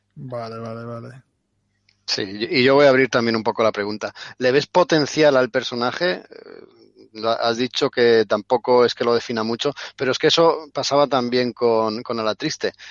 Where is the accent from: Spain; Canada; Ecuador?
Spain; somos los españoles